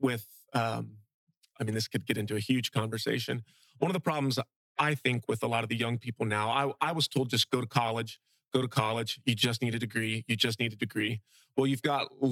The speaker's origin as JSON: {"language": "English", "town": "Fort Myers", "region": "Florida", "country": "United States", "tie": "born or raised there", "lives_now": "Bokeelia, United States", "said": "I grew up in South Fort Myers in an area called Briarcliff"}